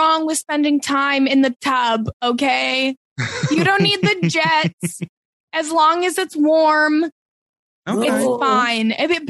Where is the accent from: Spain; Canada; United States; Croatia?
Canada; I guess I'm just an ignorant Canadian